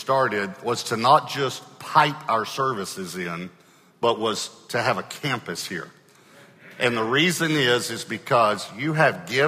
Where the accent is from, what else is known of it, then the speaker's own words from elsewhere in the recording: Longview, Texas, United States; I grew up in Longview, Texas. And so I'm an East Texas boy